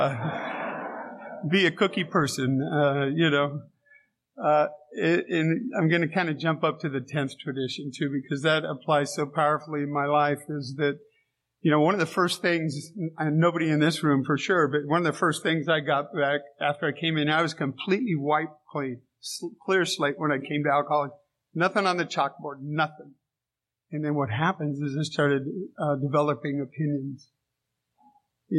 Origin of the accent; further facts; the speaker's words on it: San Diego, California, United States; I grew up in San Diego.